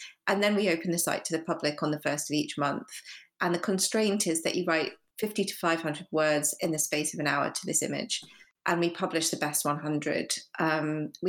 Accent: United Kingdom; I'm British Asian

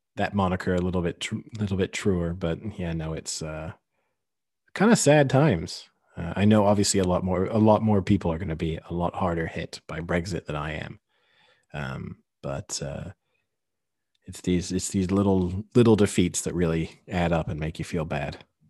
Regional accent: Paris, Île-de-France, France; I was born in Paris, I have avoided ever taking French nationality

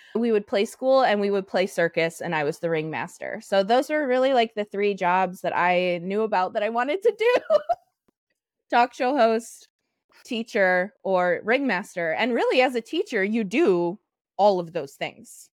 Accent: South Dakota, United States; moved away as an adult; also born or lived in Minneapolis-St. Paul, Minnesota; now in Minneapolis, United States; I was born in South Dakota. I've lived in Minneapolis, St. Paul for the last 10 years.

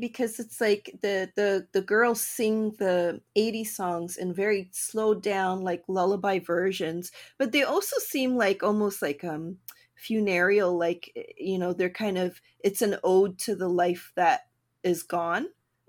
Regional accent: Canada; also born or lived in Toronto; I'm Canadian.

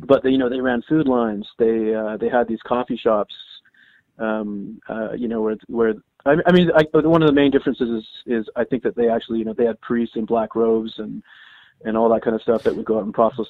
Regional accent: Canada; I'm Canadian

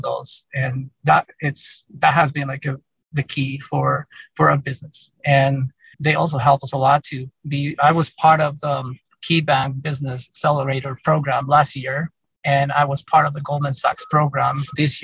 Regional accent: Mexico; now in Salt Lake City, United States; I'm Hispanic and I'm from Mexico.

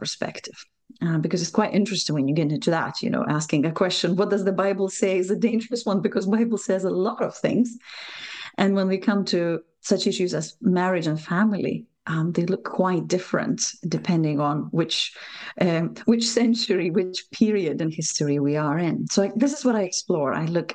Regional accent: Lithuania; English is a second language; moved away as an adult; now in Scotland, United Kingdom; Probably from my accent, you will realize I'm not native, I'm not local, although Scotland has been an adopted home, great adopted home for me for the last 8 years or so. But I was born in Lithuania when it was still part of the Soviet Union.

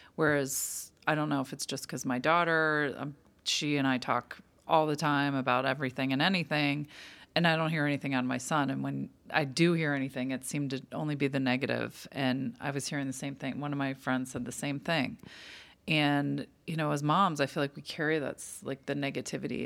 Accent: Pittsburgh, Pennsylvania, United States; moved away; an old friend I grew up with in Pittsburgh

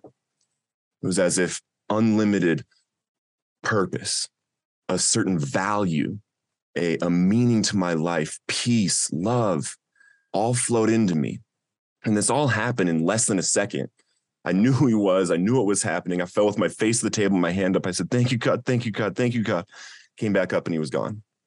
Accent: Littleton, Colorado, United States; some of your listeners might have heard of Columbine High School, and that's the community that I grew up

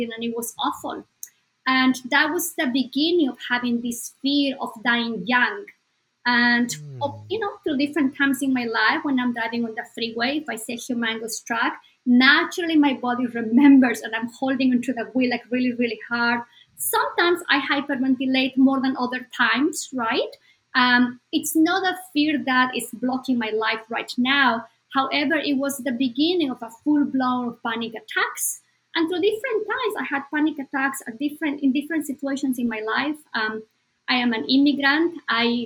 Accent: Bolivia; moved away; Bolivia, my home country

